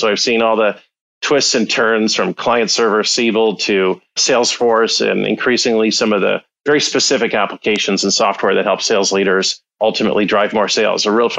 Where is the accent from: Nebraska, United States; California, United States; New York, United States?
California, United States; Los Angeles; By way of background, I actually grew up in Los Angeles. My father was an officer in the Air Force. We were stationed at LA Air Force Base.